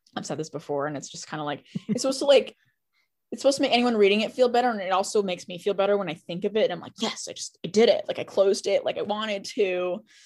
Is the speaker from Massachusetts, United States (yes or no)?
yes; Boston, Massachusetts, United States; I'm from Boston